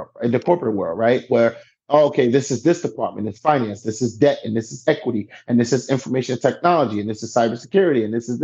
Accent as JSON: {"language": "English", "town": "New York City", "region": "New York", "country": "United States", "said": "I'm from the East Side."}